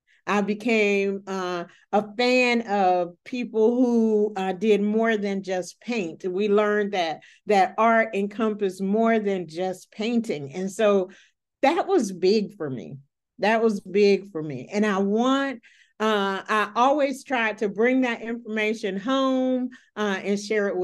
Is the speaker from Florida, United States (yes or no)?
yes; Gainesville, Florida, United States; I grew up in Pleasant Street, which is the oldest African-American community in Gainesville.